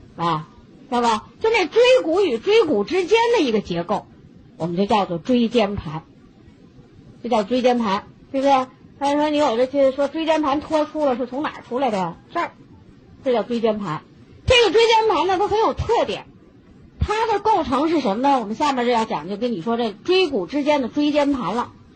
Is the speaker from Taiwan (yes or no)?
no; China; 我们中国人